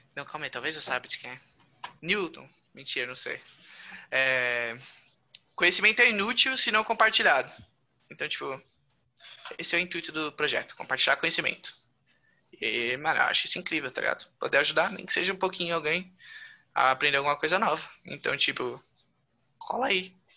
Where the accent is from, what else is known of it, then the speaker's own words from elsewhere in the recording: São Paulo, Brazil; sou paulista.